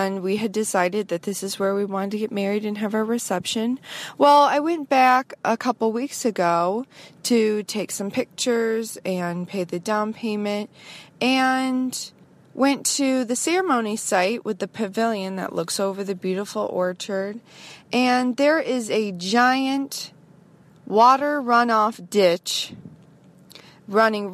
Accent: United States; I'm from the United States

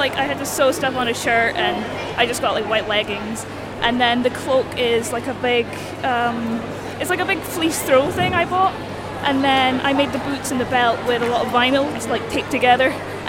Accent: Inverness, Scotland, United Kingdom; I'm from Inverness

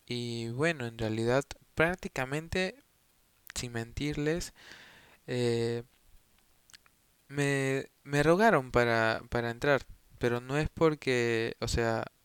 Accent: Peru; tengo 22 años, eh, soy de Perú y estudio comunicación audiovisual.

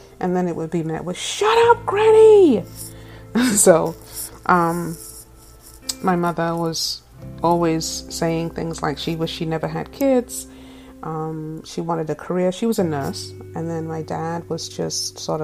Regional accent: England, United Kingdom; also born or lived in Tampa, Florida; now in California, United States; I'm originally from England, the black English chick, and I am currently living in California.

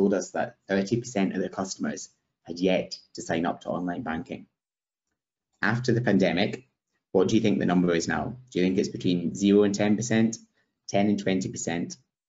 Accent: Scotland, United Kingdom; I'm from Scotland, as Michael said, and in the Highlands of Scotland, where my family are from

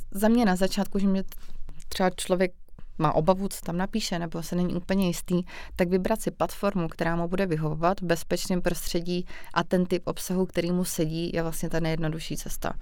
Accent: Vysočina Region, Czechia; já jsem třeba z Vysočny

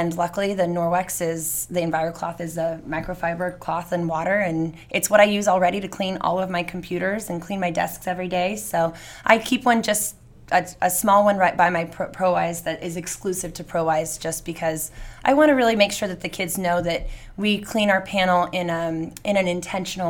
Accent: Redlands, California, United States; also born or lived in Fontana; I was born in Fontana, but I grew up mostly in Redlands.

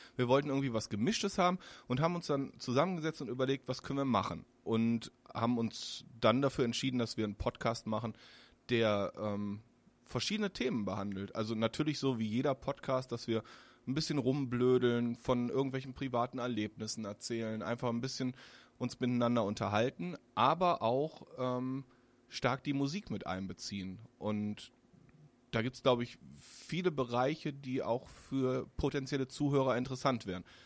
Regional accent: Solingen, North Rhine-Westphalia, Germany; also born or lived in Cologne / Wermelskirchen; ich komme ja selbst aus Solingen

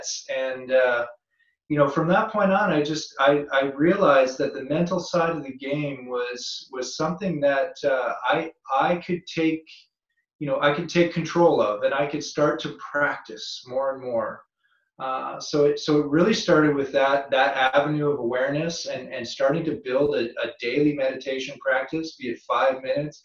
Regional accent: North Vancouver, British Columbia, Canada; moved away; also born or lived in California; Being a Canadian kid and growing up on the North Shore of Vancouver

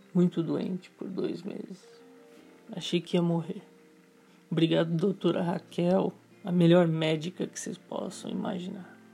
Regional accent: Brazil; como todo brasileiro

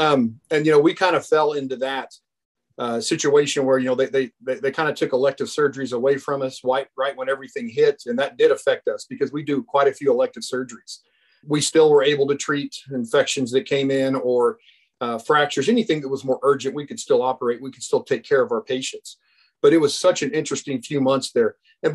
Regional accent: Oklahoma, United States; also born or lived in McAlester, Oklahoma / Fort Gibson, Oklahoma / Jenks, Oklahoma / Edmond, Oklahoma; I'm originally from Oklahoma. My parents were school teachers when I was younger, so I was born in McAllister. We moved to Fort Gibson for elementary school. I went to junior high at Jinx, high school at Edmond Memorial.

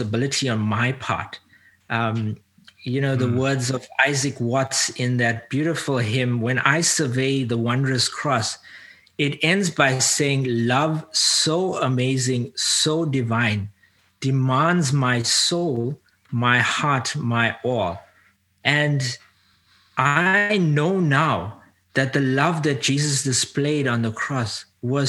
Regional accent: South Africa; now in North America; I was born into an Indian community. Ethnically, culturally Indian, but I grew up as an African. I now live in North America.

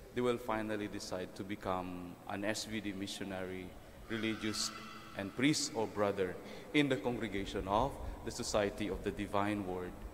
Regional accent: Mindoro, Mimaropa, Philippines; now in Quezon City, Philippines; when I was growing up in Mindoro

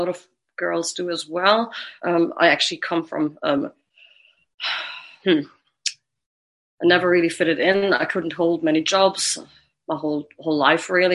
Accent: Germany; moved away; also born or lived in Brighton, United Kingdom; I'm from Germany

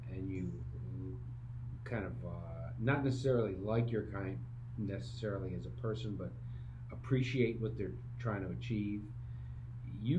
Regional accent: Syracuse, New York, United States; I grew up in Syracuse, New York

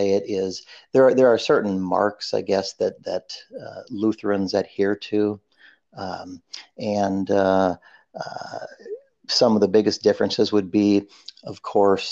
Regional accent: Minnesota, United States; I was raised in Minnesota, so that's where I hail from

